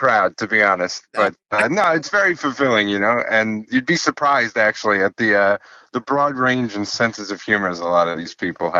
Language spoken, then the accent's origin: English; East Northport, New York, United States; I grew up in East Northport. Elwood was a school district, very small in Suffolk County. It's by Huntington.